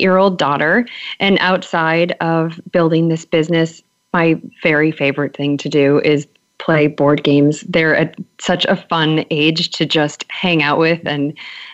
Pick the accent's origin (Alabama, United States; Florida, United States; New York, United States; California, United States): New York, United States; Buffalo; now in Providence, United States; I'm originally from Buffalo, New York